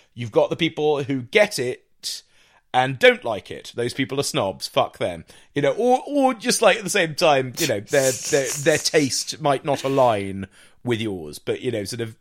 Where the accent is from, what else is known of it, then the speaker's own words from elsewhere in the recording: Jersey; also born or lived in South London; now in London, United Kingdom; i'm not english i'm british but i'm from jersey uh, i happen to live in south london